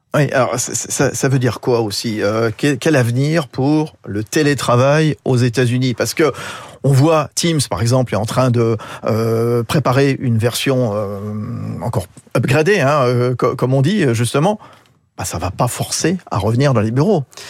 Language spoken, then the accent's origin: French; France; chez nous en France